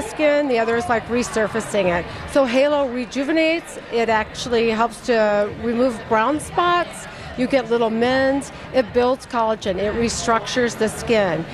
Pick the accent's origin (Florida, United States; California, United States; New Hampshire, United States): Florida, United States; I grew up in Florida.